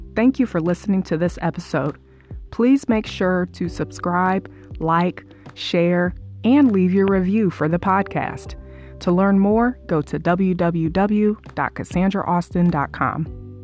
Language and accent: English; Springfield, Illinois, United States; moved away as an adult; now in Florida, United States; I used to have retreats back in my hometown in Springfield, Illinois, where I used to live